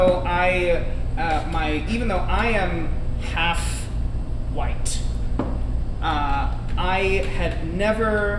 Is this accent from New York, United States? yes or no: yes; Long Island, New York, United States; I grew up on Long Island. My dad is from Korea.